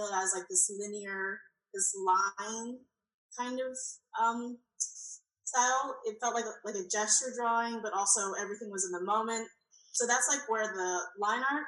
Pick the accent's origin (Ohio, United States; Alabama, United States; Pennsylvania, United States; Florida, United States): Pennsylvania, United States; also born or lived in Savannah, Georgia; now in Oklahoma, United States; I was born in Pennsylvania, so I started there